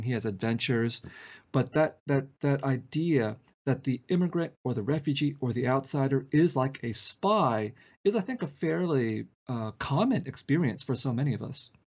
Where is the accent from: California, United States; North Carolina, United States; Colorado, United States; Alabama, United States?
California, United States; San Jose; born or raised there; also born or lived in Vietnam